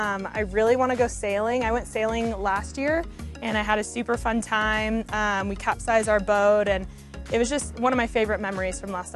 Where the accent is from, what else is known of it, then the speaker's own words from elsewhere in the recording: San Luis Obispo, California, United States; I'm from San Luis Obispo, California, so we call it the Central Coast. It's kind of right in between San Francisco and LA.